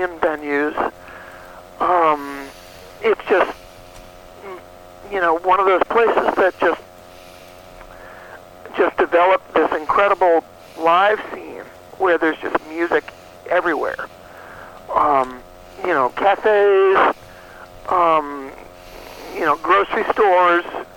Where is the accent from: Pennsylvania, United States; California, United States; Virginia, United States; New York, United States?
New York, United States; moved away as an adult; now in Austin, United States; I grew up in New York, but I've been in Austin, Texas for over 25 years.